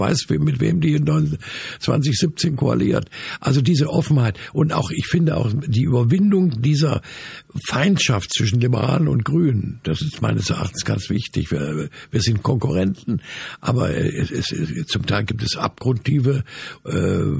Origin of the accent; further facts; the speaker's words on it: Dresden, Saxony, Germany; In meiner Heimatstadt Dresden gibt es zu Pegida eine Gegenbewegung.